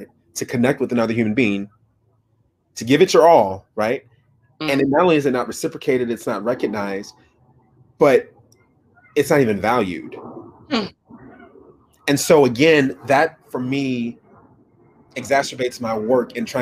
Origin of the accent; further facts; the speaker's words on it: Minneapolis, Minnesota, United States; also born or lived in Fargo, North Dakota; I grew up in Minnesota, Minneapolis, Minnesota.